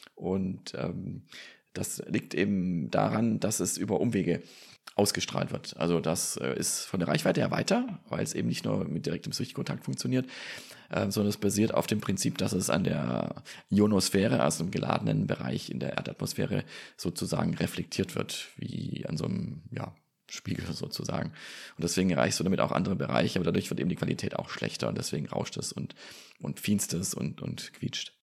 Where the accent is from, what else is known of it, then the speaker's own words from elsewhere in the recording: Stuttgart area, Baden-Württemberg, Germany; now in Bergstraße, Germany; meine alte Heimat, den Stuttgarter Raum